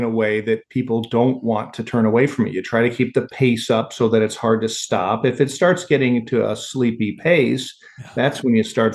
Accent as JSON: {"language": "English", "town": "Chicago", "region": "Illinois", "country": "United States", "tie": "born or raised there", "also_born_or_lived": "Kansas", "said": "When I was growing up in Chicago"}